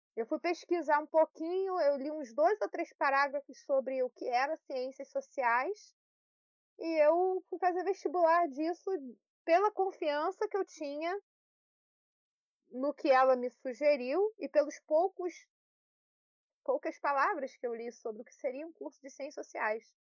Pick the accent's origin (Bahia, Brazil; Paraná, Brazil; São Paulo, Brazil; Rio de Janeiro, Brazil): Rio de Janeiro, Brazil; Petrópolis; aqui em Petrópolis, onde eu nasci, onde eu estou no momento